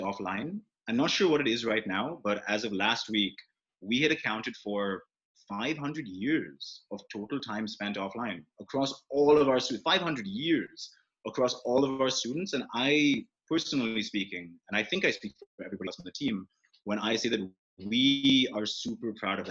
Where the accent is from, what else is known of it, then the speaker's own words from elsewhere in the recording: India; I'm Indian